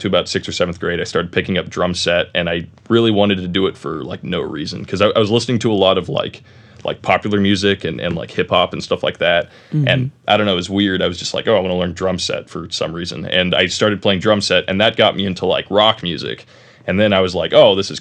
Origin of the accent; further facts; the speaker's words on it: Roseville, California, United States; also born or lived in Laguna Niguel, California; now in Mission Viejo, United States; I was born in Northern California in a city called Roseville. It's a little tiny area north of Sacramento, Granite Bay, kind of on Folsom Lake, but cool area. But I lived there until I was about 11